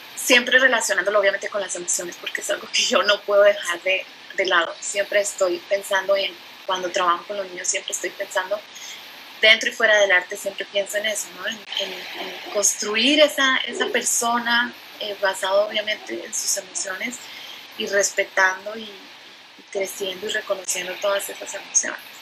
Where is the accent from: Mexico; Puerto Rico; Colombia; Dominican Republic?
Colombia; moved away as an adult; soy colombiana, llevo más o menos 20 años viviendo aquí